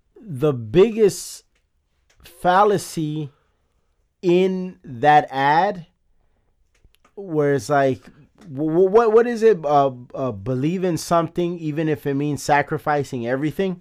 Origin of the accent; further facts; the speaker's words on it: Chicago, Illinois, United States; I'm from Chicago